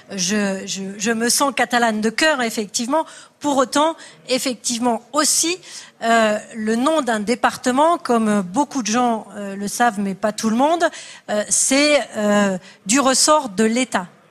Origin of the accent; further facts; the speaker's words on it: Perpignan, Occitania, France; Je suis habitante de Perpignan